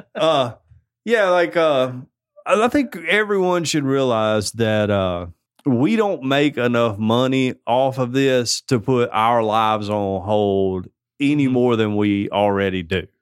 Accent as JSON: {"language": "English", "country": "United States", "said": "I'm an American"}